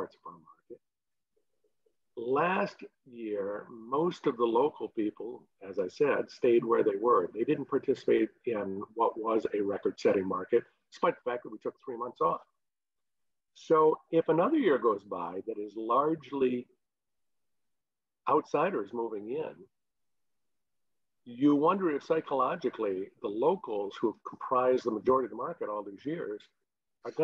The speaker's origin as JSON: {"language": "English", "town": "Traverse City", "region": "Michigan", "country": "United States", "tie": "born or raised there", "said": "I grew up here in Traverse City, we grew up over on the west side."}